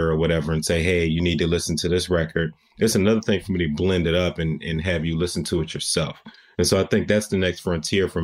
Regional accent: United States; accent: American; now in New York, United States; once they heard my accent, then they started treating me like, oh, you're American

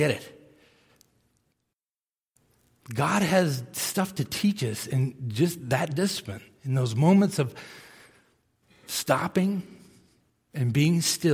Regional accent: Millis, Massachusetts, United States; I grew up in Millis, Massachusetts, small town outside of Boston

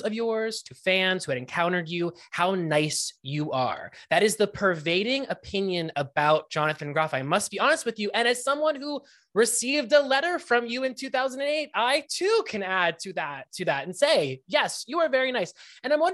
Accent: Pittsburgh, Pennsylvania, United States; moved away; I am from Pittsburgh, Pennsylvania

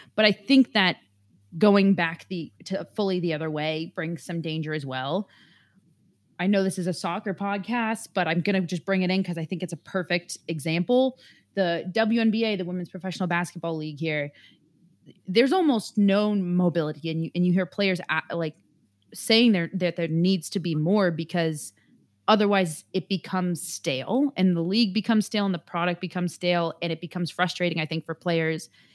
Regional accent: San Francisco, California, United States; moved away; where I was from and where I am from in San Francisco

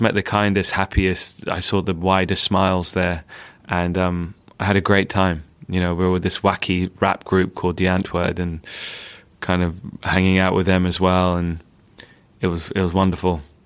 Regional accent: London, United Kingdom; I spent my time growing up in Northwest London

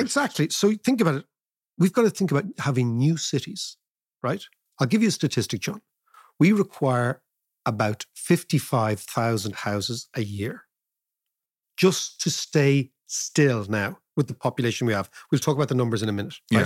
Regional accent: Ireland; we can talk as Irish people

